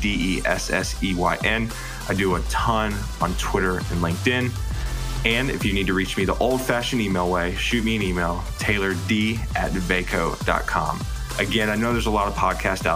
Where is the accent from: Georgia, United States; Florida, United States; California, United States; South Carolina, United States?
South Carolina, United States; Lexington; So my parents were in Lexington. I went to Lexington High School.